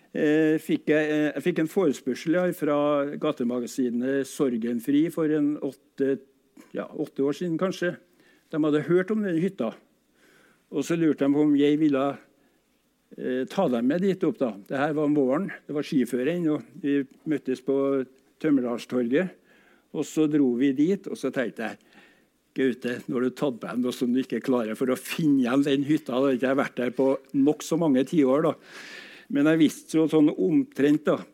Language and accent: Norwegian; Trondheim, Trøndelag, Norway; jeg er født i Fagerlia. Og den gang var Fagerlia gård, og huset vårt ja, ca. 100 meter innafor den røde strek, altså i, den, i, i, det som var Bymarka den gangen